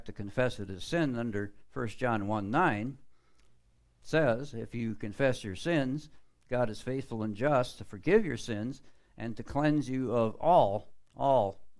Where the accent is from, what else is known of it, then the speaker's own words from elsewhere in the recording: Florida, United States; I'm from Florida.